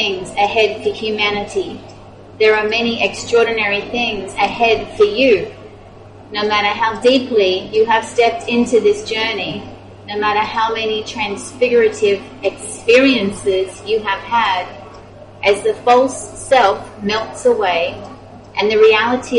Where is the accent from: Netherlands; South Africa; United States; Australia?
Australia; moved away; I grew up in Australia.